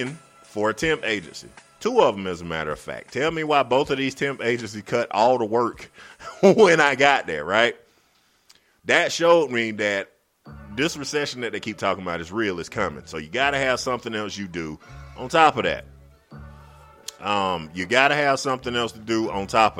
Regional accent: Greenwood, South Carolina, United States; the newspaper in my town, which is Greenwood, South Carolina

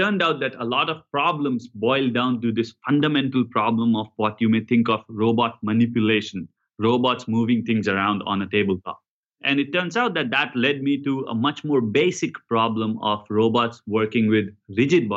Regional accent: India; now in United States; I grew up in India

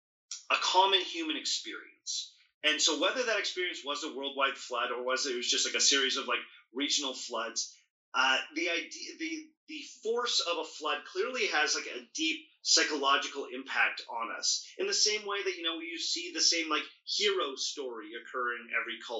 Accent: Ontario, Canada; Ontario, where I'm from

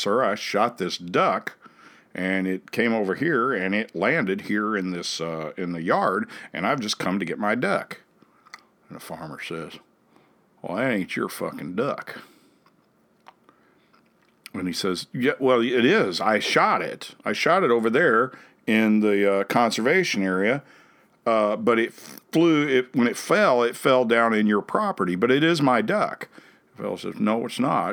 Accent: Saverton, Missouri, United States; now in Jefferson City, United States; I grew up in Rawls County.

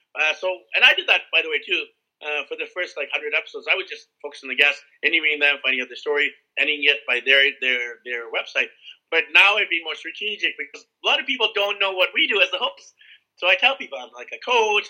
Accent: Vancouver, British Columbia, Canada; moved away as an adult; I started in Vancouver, where I'm from

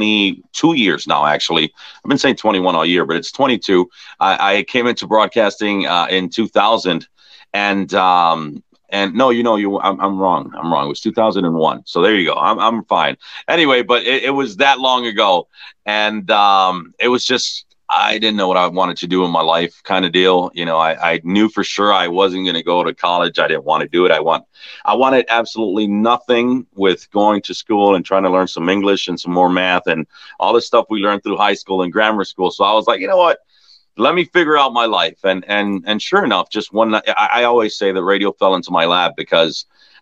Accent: Chicago, Illinois, United States; Born and raised in Chicago, yeah. So I grew up here. I went to school here. I've always lived here.

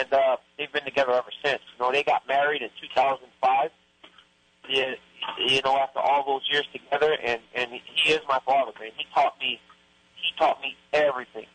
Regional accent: Lafayette, Louisiana, United States; moved away as an adult; Growing up in Lafayette

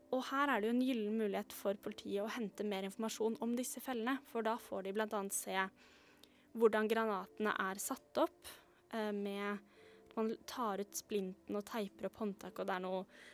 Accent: Oslo, Norway; jeg er fra, født og oppvokst i Oslo

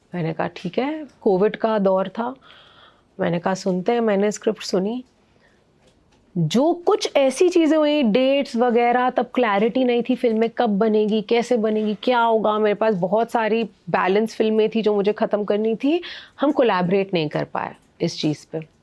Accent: Mumbai, Maharashtra, India; it was beautiful my child hood because Bombay की life और वहाँ की लाइफ ना बहुत अलग है

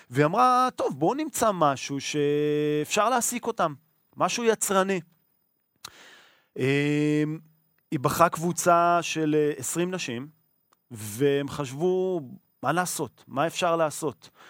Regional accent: Israel; אנחנו ישראלים.

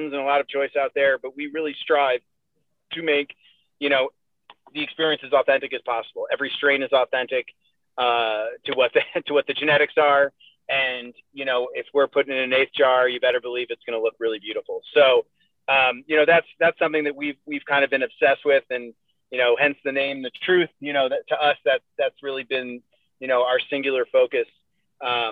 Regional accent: New England, United States; now in Colorado, United States; I'm no longer from New England, and I'm from Colorado

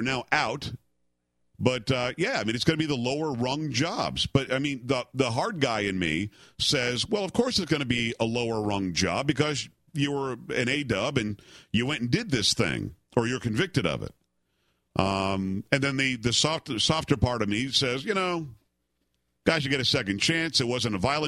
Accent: Palm Beach County, Florida, United States; moved away; I grew up in Palm Beach County

